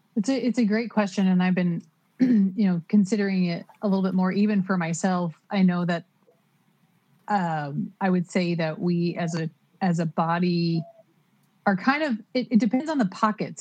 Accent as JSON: {"language": "English", "region": "Oklahoma", "country": "United States", "tie": "born or raised there", "moved": "as an adult", "lives_now": "California, United States", "said": "I'm from Oklahoma and so having that that background and that that viewpoint from the middle of the US and then moving to a coast"}